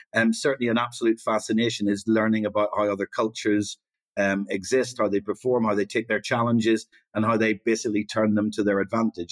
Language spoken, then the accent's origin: English; Northern Ireland, United Kingdom; I sort of grew up during the Troubles